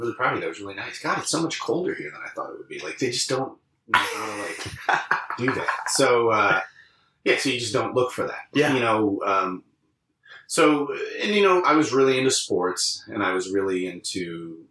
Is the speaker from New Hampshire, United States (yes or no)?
yes; Londonderry, New Hampshire, United States; also born or lived in Long Island, New York / Ohio / New York City; in my formative years, I was raised in in New Hampshire. So that's always what I consider where I grew up.